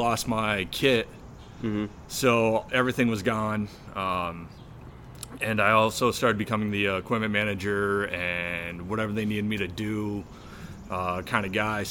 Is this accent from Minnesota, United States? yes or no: no; Massena, New York, United States; moved away as an adult; now in North Carolina, United States; my hometown did it is there's a company called Tony's Pizza in Messina, New York.